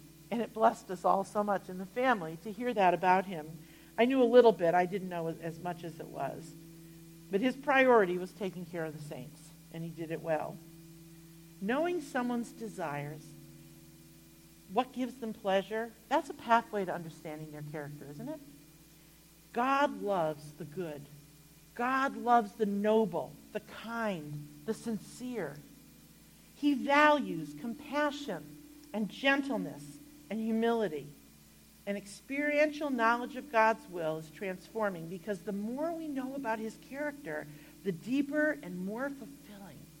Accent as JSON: {"language": "English", "region": "Connecticut", "country": "United States", "tie": "born or raised there", "said": "I grew up in Connecticut"}